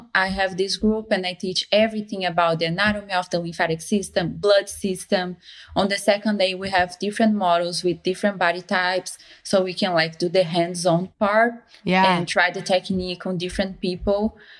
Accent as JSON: {"language": "English", "country": "Brazil", "second_language": "English", "moved": "yes", "lives_now": "Los Angeles, United States", "said": "I came from Brazil and I wanted to bring lymphatic drainage massage to LA because I knew that LA was such a hot spot for lymphatic."}